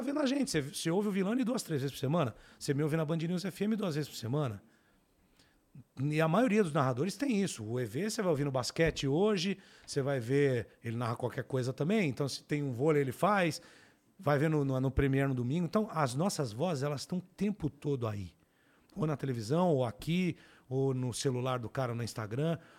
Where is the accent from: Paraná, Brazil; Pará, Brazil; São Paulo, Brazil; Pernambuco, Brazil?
São Paulo, Brazil; eu cresci no Capão Redondo